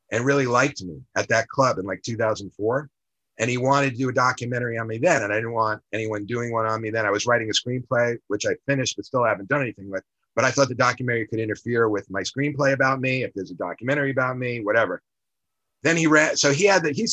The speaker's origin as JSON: {"language": "English", "town": "Queens", "region": "New York", "country": "United States", "tie": "born or raised there", "said": "I grew up in Queens."}